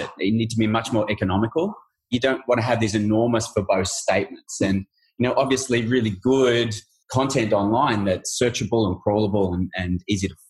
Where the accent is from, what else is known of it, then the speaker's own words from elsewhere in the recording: Australia; we're Australian